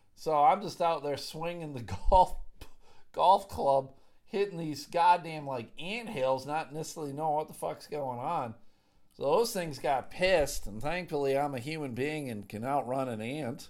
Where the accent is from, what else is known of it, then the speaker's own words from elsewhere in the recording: Clarence, New York, United States; I grew up in a town called Clarence.